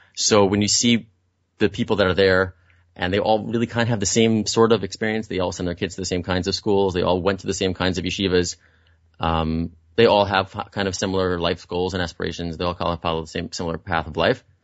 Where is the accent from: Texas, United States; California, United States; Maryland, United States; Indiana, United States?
Indiana, United States; Muncie; moved away; I'm from Muncie, I'm a country boy